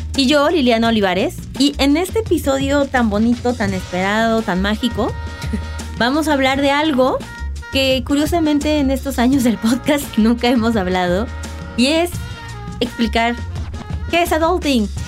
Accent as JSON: {"language": "Spanish", "region": "Mexico City", "country": "Mexico", "said": "estamos basados en la Ciudad de México, porque pues, somos de la Ciudad de México"}